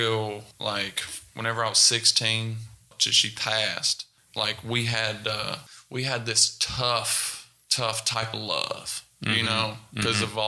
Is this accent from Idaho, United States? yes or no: no; Nicholasville, Kentucky, United States; also born or lived in Knott County, Kentucky / Prestonsburg, Kentucky / Lexington, Kentucky; third grade I moved to Nicholasville, Kentucky. And that's where I spent 8 years, 9 years until I was up to 16